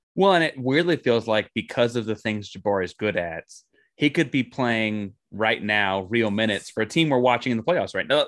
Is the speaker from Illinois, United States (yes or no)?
no; Austin, Texas, United States; I grew up in Austin, Texas, big Texas Longhorn guy